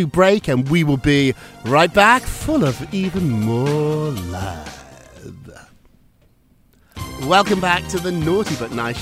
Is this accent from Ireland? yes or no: no; United Kingdom; now in New York, United States; as a Brit